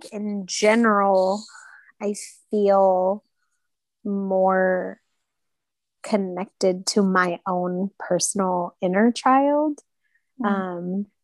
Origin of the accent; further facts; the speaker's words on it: Southern California, United States; moved away as an adult; now in Kansas City, United States; I lived in Southern California for most of my life